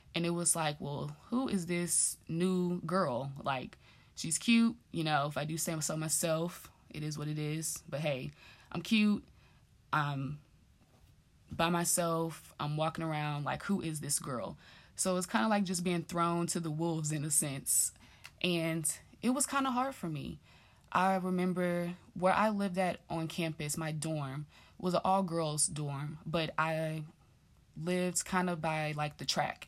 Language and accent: English; Dallas, Texas, United States; moved away as an adult; also born or lived in Grambling, Louisiana; growing up in Dallas